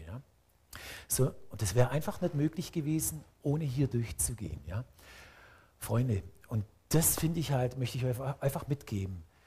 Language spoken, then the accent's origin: German; Swabia, Germany; als Schwabe